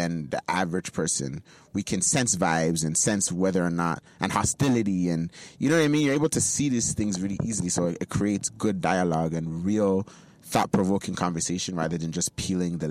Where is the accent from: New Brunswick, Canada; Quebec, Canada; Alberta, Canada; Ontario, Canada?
Ontario, Canada; Toronto; young boy growing up in Jane and Finch with two Nigerian parents who raised me very well.